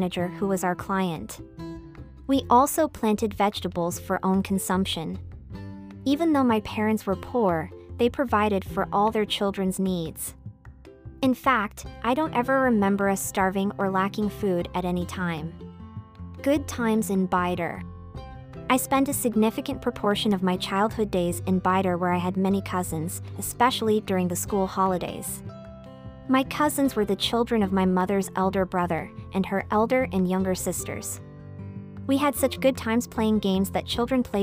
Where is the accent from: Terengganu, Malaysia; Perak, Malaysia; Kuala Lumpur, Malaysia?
Perak, Malaysia; Tanjung Malim; Growing up in Tanjong Malam was very tough for me due to poverty and extremis.